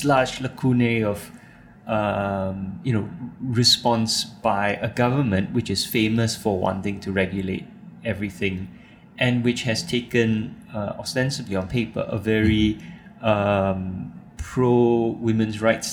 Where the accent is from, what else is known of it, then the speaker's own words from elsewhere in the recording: Singapore; I'm a Singaporean citizen